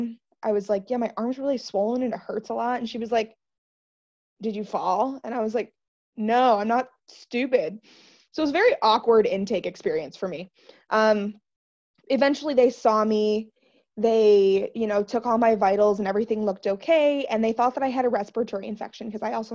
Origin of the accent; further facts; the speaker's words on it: Detroit, Michigan, United States; I am from the Detroit, Michigan area. I grew up right around here. I've lived here my whole life.